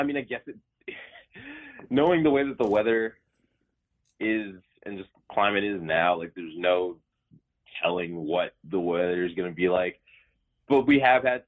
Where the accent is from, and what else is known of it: Delaware, United States; born or raised there; also born or lived in Colorado Springs, Colorado